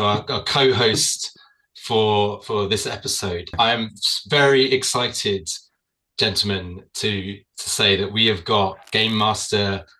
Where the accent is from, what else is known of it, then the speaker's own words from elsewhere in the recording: Australia; I'm an Australian.